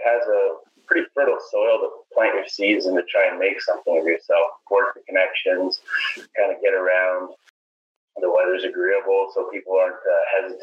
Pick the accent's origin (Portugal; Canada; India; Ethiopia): Canada; Surrey, British Columbia; now in Vancouver, Canada; born and raised in Surrey